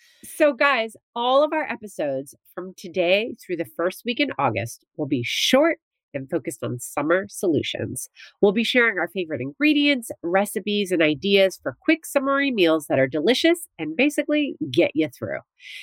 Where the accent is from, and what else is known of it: New Jersey, United States; born or raised there